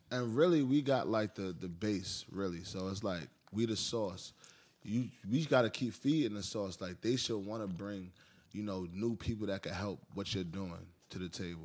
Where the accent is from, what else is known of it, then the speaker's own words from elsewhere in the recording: New York City, New York, United States; I grew up in the Heights.